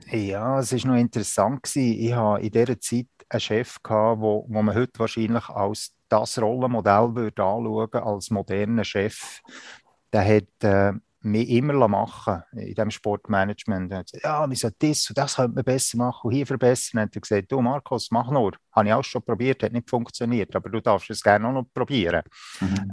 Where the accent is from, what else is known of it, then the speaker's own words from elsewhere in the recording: Spiez, Bern, Switzerland; moved away as an adult; now in Canton of Zug, Switzerland; Ich bin in Spiez am See aufgewachsen